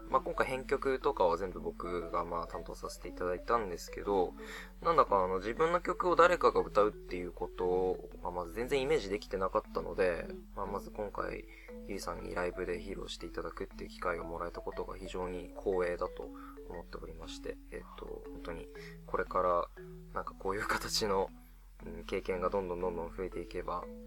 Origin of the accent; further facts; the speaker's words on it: Akita, Japan; 地元が秋田なので、えっと、秋田で活動してるバンドさんのサポート